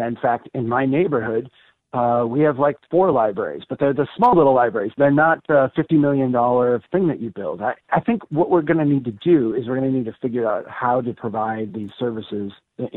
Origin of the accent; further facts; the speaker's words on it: central Minnesota, United States; my hometown here in central Minnesota